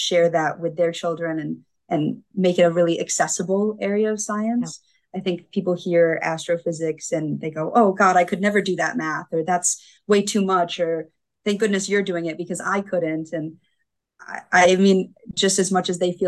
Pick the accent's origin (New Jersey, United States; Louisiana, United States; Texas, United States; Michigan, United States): Michigan, United States; Grand Rapids; I grew up in Grand Rapids, Michigan.